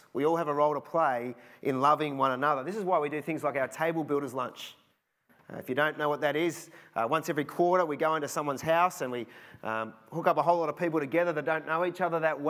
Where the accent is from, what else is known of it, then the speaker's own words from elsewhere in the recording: Cheltenham, South West England, United Kingdom; Remember a few years ago in the house that we grew up in Cheltenham, we lived at the end of a court and it was on a slight sort of slope down.